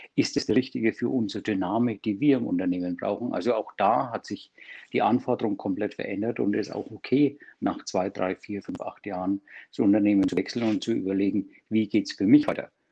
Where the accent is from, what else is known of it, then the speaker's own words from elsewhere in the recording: Germany; bei uns in Deutschland